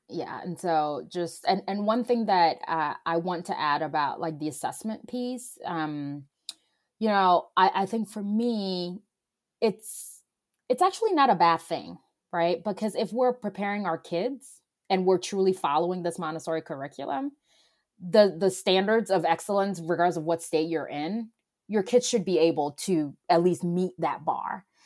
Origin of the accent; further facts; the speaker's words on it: Ghana; now in Atlanta, United States; I'm originally from Ghana